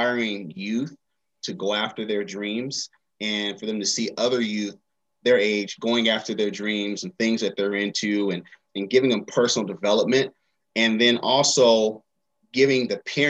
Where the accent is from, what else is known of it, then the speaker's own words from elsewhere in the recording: Seattle, Washington, United States; now in Atlanta, United States; I grew up in Seattle, Washington.